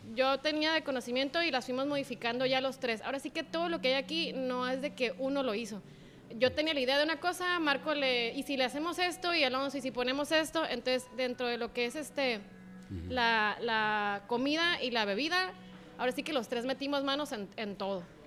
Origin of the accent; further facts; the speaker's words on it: Ensenada, Baja California, Mexico; moved away as an adult; now in Tijuana, Mexico; yo vengo de Ensenada, entonces ah, pues allá ah, estás acostumbrado de que desayunabas en carretas